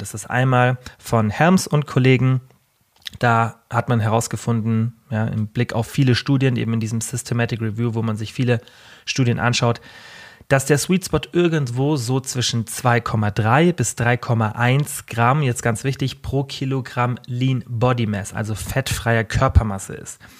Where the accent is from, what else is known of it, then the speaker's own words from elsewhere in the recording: Bavaria, Germany; Bei uns in Deutschland, wie kurz der Sommer ist, bei uns gibt's immer so eine Ja, wie so ein kleines Oktoberfest und, ähm, also Festwoche nennt sich das Allgäuer Festwoche